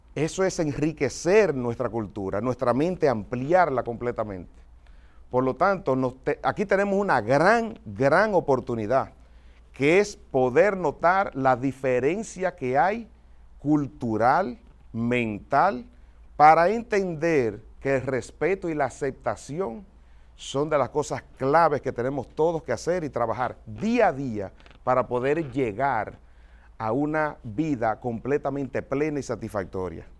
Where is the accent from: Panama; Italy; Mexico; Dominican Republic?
Dominican Republic; now in United States; como dominicano